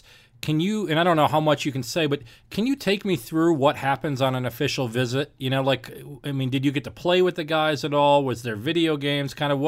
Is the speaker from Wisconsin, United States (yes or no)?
yes; Milwaukee, Wisconsin, United States; I'm born and raised in Milwaukee. I went to a Lutheran high school.